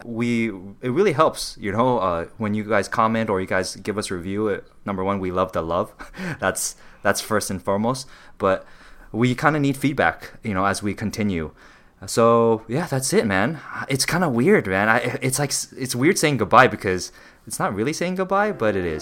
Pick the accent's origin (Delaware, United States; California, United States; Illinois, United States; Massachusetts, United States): California, United States; Los Angeles; me being Taiwanese, growing up in very different communities